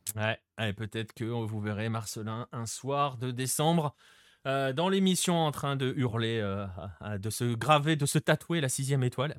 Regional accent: France; nous, en tant que Français

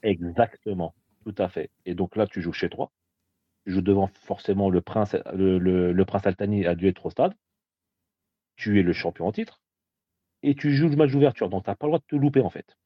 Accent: Paris, Île-de-France, France; je suis parisien

